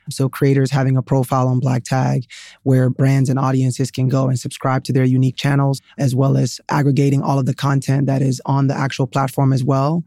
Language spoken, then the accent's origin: English; Sierra Leone; moved away; also born or lived in Atlanta, United States; I was born in Sierra Leone, West Africa.